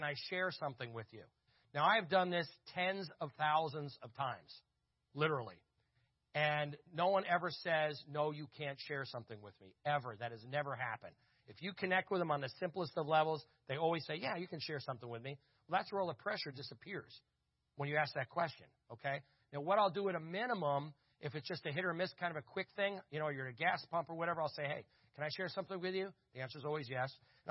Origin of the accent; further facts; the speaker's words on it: Verona, New Jersey, United States; I grew up in Verona, New Jersey, which was a hilly town, we were called the Verona Hillbillies in high school